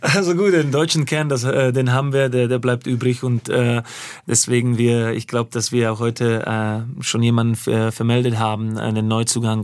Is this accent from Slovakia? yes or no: yes; Slovakia; German is a second language; now in Germany; ich bin ja gebürtiger Slowake.